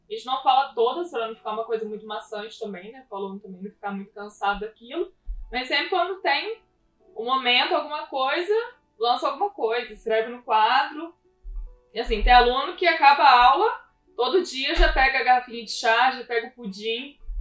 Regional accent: Pouso Alegre, Minas Gerais, Brazil; moved away as an adult; now in Taubaté, Brazil; fui nascida e criada em Pouso Alegre, lá no sul de Minas Gerais.

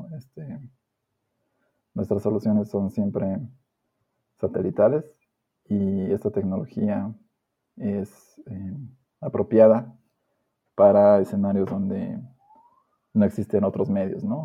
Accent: La Paz, Bolivia; yo soy de la ciudad de La Paz, nacido y criado acá

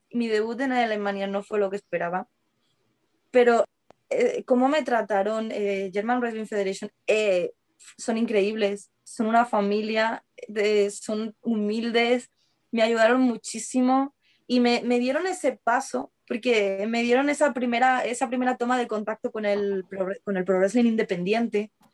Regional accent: Seville, Andalusia, Spain; now in Madrid, Spain; yo nací en Sevilla, pero yo me he criado allí, yo he vivido allí hasta que me mudé a Madrid

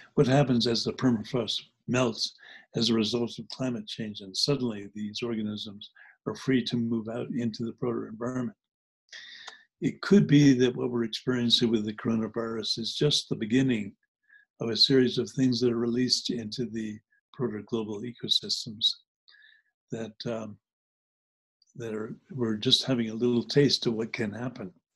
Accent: New Jersey, United States; also born or lived in New Hampshire; When I grew up in New Jersey, I grew up part time in New Jersey and part time in New Hampshire.

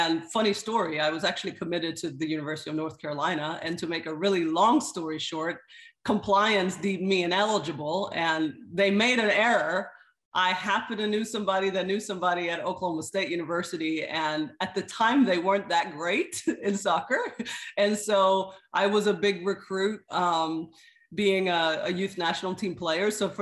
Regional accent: Sweden; moved away as an adult; also born or lived in Kenya / Zimbabwe; now in Orlando, United States; So I was actually born and raised in Sweden. But I am of Swedish and Kenyan descent.

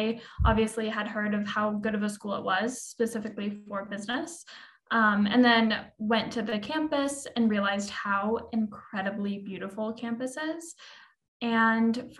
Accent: Lafayette, Indiana, United States; am from Lafayette, Indiana, and definitely grew up going to a rural school

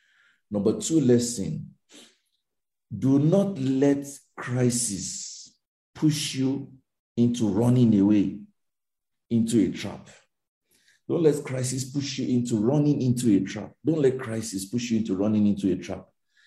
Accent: Lagos, Nigeria; Now, because I came from Lagos with a title called the first anger management therapist, my name was popular in town.

